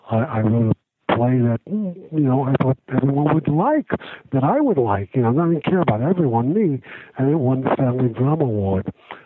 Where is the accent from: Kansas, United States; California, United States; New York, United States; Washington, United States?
New York, United States; New York City; I'm from New York. I grew up in Brooklyn.